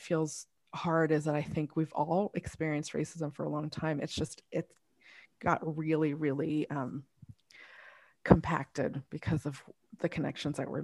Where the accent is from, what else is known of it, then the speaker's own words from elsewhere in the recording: United States; I was born here, I'm still viewed as Asian first